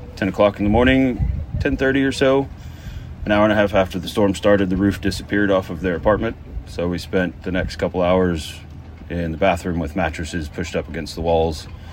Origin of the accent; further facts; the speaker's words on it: Fort Worth, Texas, United States; moved away as an adult; now in British Virgin Islands; I grew up in Texas in Fort Worth